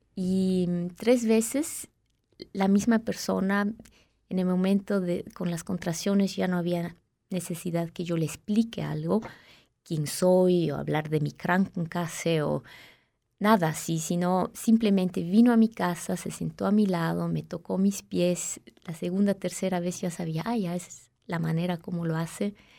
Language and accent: Spanish; Peru; now in Switzerland; Crecí en Perú, nací en Suiza, pero Luego crecí en Perú